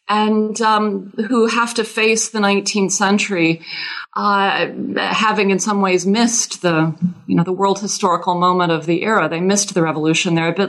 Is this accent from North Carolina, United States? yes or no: no; Louisiana, United States; Well, I am originally from Louisiana, and that has everything to do with my having become a French historian. I learned French as a child in Louisiana. I'm not from a Cajun French-speaking family